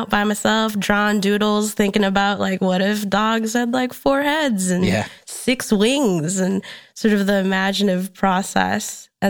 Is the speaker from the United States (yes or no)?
yes; Minnesota, United States; moved away as an adult; now in Chicago, United States; My parents are from the Philippines. Okay. I was born in Minnesota, so I was born in the States.